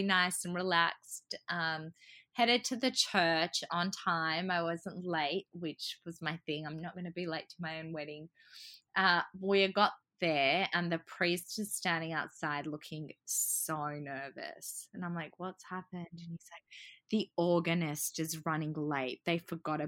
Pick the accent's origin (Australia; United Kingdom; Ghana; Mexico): Australia; also born or lived in Croatia; I was born in Croatia, but I've grown up here and I really identify as being Australian.